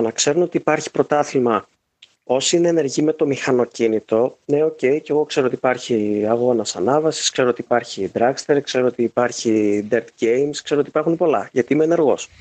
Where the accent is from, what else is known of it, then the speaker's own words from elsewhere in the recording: Chalkida, Central Greece, Greece; είμαι από το Χαλκίδα, οπότε έχω μεγαλώσει με τη Ριτσόνα.